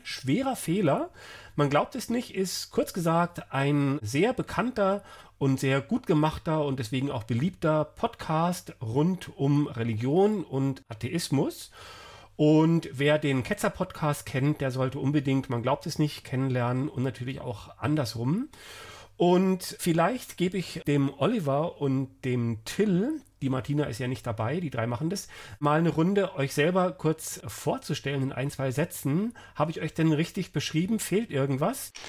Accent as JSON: {"language": "German", "town": "Frankfurt", "region": "Hesse", "country": "Germany", "said": "ich komme ja aus Frankfurt"}